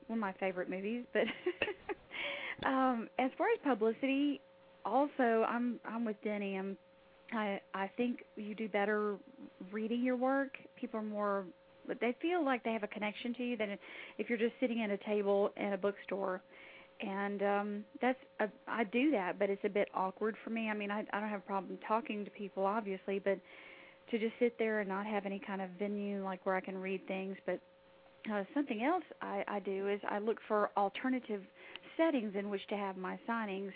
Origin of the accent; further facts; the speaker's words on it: Alaska, United States; I was born in Alaska